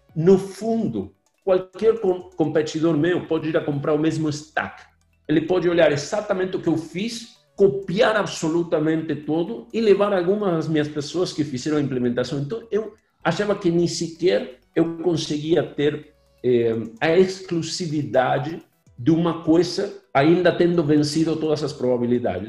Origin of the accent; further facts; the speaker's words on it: Argentina; Portuguese is a second language; now in Brazil; Eu, eu sou gringo mesmo. Eu sou originalmente argentino